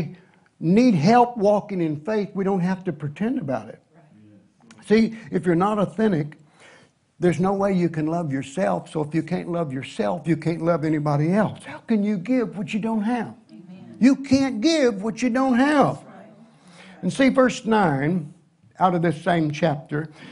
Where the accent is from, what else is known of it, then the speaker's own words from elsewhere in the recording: Tennessee, United States; I'm a redneck from Tennessee